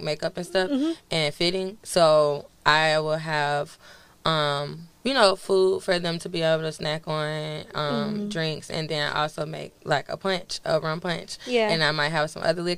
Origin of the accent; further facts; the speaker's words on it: Pensacola, Florida, United States; moved away as an adult; now in Atlanta, United States; I'm from Pensacola, Florida